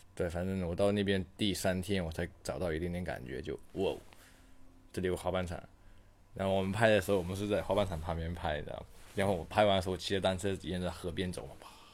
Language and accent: Chinese; China; 我是中国人